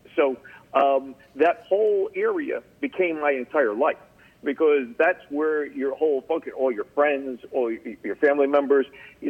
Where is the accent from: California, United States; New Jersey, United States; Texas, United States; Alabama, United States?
New Jersey, United States; Paterson; accent: New Jersey; Yeah, so I grew up in Paterson, New Jersey, as we've said, and I went to St. Mary's Grammar School in Paterson. I went to Newman Prep High School and just outside of Paterson, New Jersey.